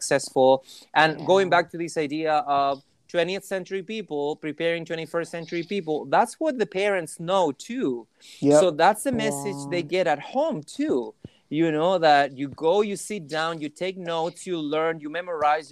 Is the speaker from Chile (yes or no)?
yes; Chile; first language Spanish; English is a second language; moved away as an adult; now in United States; when I was back home, you know, I was just a regular Chilean person